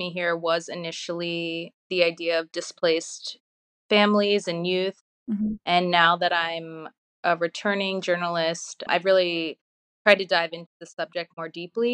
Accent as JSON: {"language": "English", "town": "Baltimore", "region": "Maryland", "country": "United States", "tie": "born or raised there", "also_born_or_lived": "Russia", "moved": "as an adult", "lives_now": "Odessa, Ukraine", "said": "I was actually in my hometown of Baltimore"}